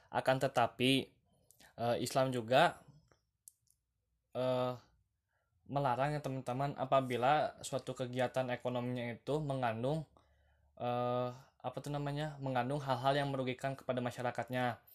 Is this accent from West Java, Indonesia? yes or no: yes; Lembang, West Java, Indonesia; Selamat datang di podcast pertama saya Saya berasal dari Bandung teman-teman Tepatnya di Lembang ya teman-teman